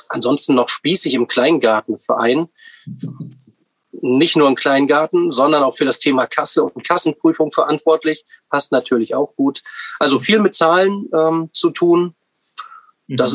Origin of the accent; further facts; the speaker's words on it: Harz, Germany; born there; moved away as an adult; also born or lived in Munich / Hamburg; now in Warnemünde, Germany; 37 Jahre, komme gebürtig aus dem Harz und ähm, ja, bin dann nach dem Abitur durchs Studium über München, Hamburg, jetzt am Ende an der Ostsee gelandet, im Ostseebad Warnemünde